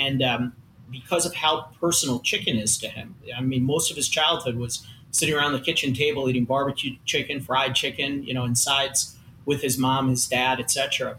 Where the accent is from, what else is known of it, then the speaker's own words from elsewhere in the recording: Long Island, New York, United States; Exactly. I lost it living in the Midwest. I'm a New Yorker. I grew up on Long Island, right?